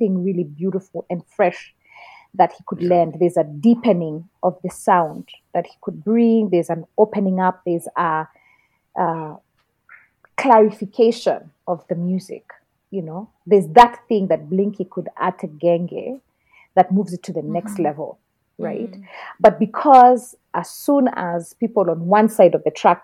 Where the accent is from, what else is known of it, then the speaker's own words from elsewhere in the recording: Kenya; I've always been Kenyan enough